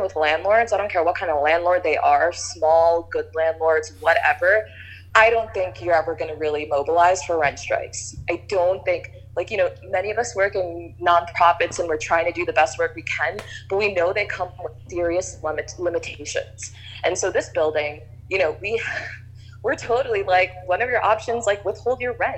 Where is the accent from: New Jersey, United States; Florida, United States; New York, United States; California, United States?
New York, United States; New York City; I was born and raised in Queens.